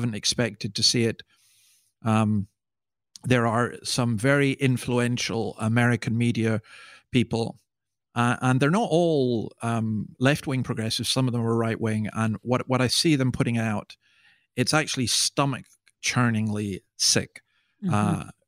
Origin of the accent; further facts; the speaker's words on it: Scotland, United Kingdom; I mean, I'm a Scotsman. I don't show much emotion except on football terraces, and that's usually negative